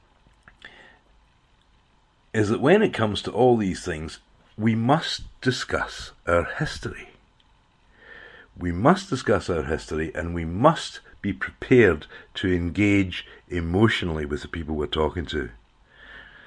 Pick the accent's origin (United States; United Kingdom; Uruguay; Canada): United Kingdom; Clydebank, Scotland; moved away as an adult; also born or lived in Glasgow; now in Australia; I was born in Glasgow, brought up in Clydebank, and became a Thatcher economic refugee. I ended up in Australia